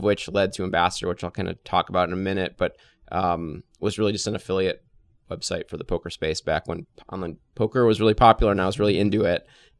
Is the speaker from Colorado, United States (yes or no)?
no; Detroit, Michigan, United States; Yeah, so I grew up in Metro Detroit, went to West Bloomfield High School, went to Michigan State after, always have been pretty entrepreneurial.